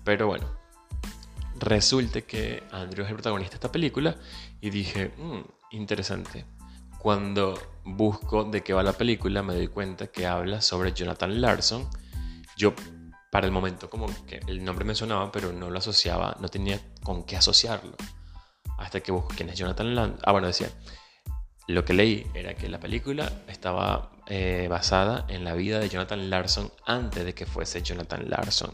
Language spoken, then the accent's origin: Spanish; Venezuela; moved away; Soy venezolano, emigrante